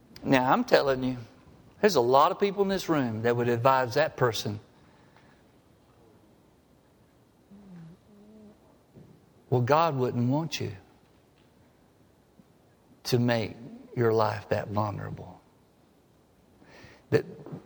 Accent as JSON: {"language": "English", "town": "Harpersville", "region": "Alabama", "country": "United States", "tie": "born or raised there", "said": "growing up in Harpersville, Alabama"}